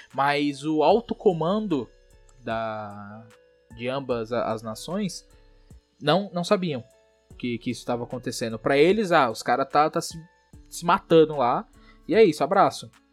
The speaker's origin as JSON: {"language": "Portuguese", "country": "Brazil", "said": "a gente é brasileiro"}